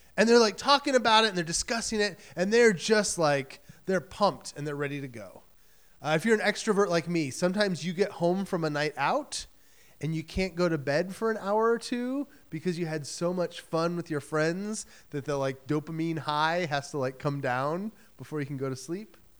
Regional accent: Michigan, United States; now in New England, United States; I grew up in Michigan

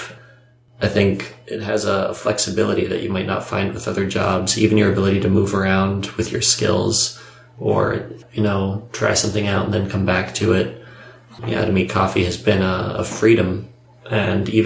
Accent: Maryland, United States; I grew up around Maryland.

